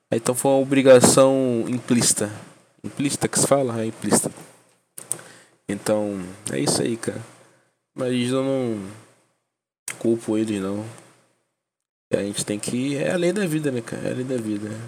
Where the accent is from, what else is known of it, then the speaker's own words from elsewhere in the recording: Salvador, Bahia, Brazil; born there; now in Nova Iguaçu, Brazil; tenho 20 anos para 21, moro em Nova Iguaçu, mas nasci em Salvador, Bahia.